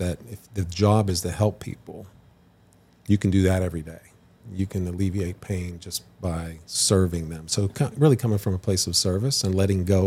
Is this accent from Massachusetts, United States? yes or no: no; Western Pennsylvania, United States; I grew up in Western Pennsylvania